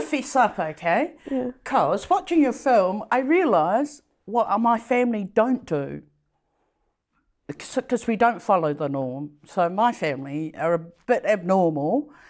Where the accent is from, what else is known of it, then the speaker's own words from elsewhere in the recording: Samoa; now in New Zealand; I grew up in Samoa